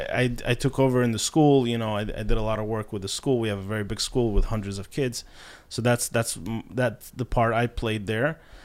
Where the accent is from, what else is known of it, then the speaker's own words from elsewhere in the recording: Kharkiv, Kharkiv Oblast, Ukraine; moved away as an adult; also born or lived in New York; now in Israel; I grew up in Kharkov all my life